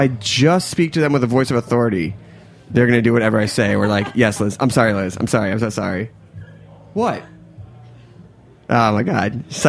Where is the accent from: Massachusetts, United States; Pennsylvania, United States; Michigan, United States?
Pennsylvania, United States; Philadelphia; I grew up in Philly.